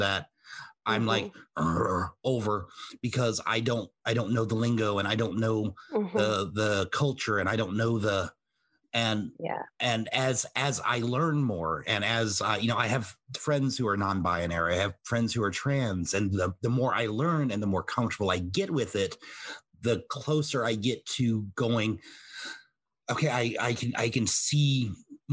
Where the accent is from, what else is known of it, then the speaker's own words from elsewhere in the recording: the South, United States; I was raised in the South for the most part